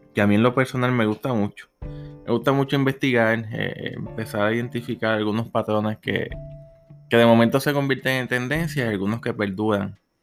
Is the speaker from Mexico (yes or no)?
no; Puerto Rico; Soy de Puerto Rico